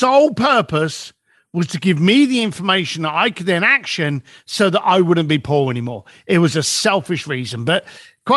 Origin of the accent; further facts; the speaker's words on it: London, United Kingdom; As a bricklayer growing up in East London